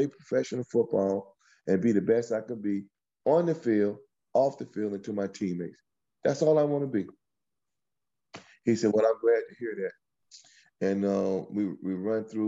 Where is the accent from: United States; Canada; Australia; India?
United States; West Palm Beach, Florida; moved away as an adult; also born or lived in Midwest / New York; I was a guy from West Palm Beach, Florida